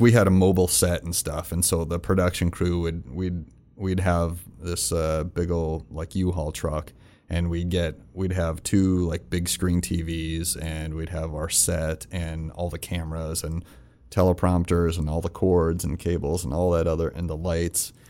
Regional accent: Rapid City, South Dakota, United States; also born or lived in Florida; I'm from Rapid

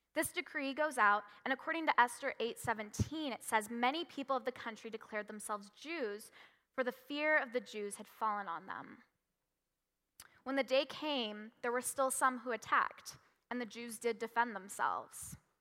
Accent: Washington, United States; moved away; also born or lived in California; When I was five, I moved from California to Washington

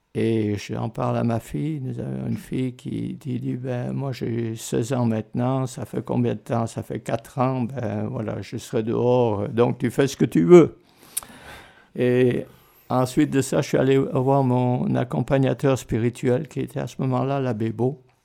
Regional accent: Martigny, Valais, Switzerland; moved away as an adult; also born or lived in Lausanne / Canada; je suis né à Martigny, en Valais

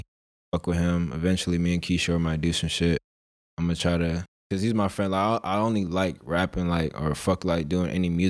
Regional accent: Philadelphia, Pennsylvania, United States; born there; Because I was, like, I was born in Philly.

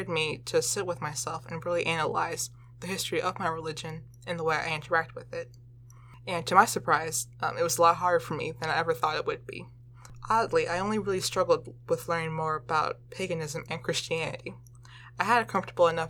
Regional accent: Chesterfield, Virginia, United States; I grew up in Chesterfield, Virginia, which is located directly below Richmond

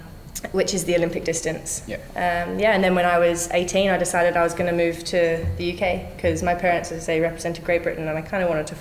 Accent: Brisbane, Queensland, Australia; moved away as an adult; also born or lived in Melbourne, Australia; Grew up in the country. So Brisbane is where I grew up until I was 18.

